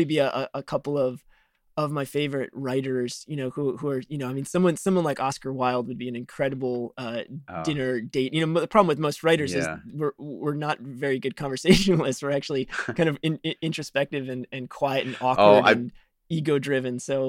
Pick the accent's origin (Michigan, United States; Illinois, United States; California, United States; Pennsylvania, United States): Illinois, United States; Chicago; I grew up in Chicago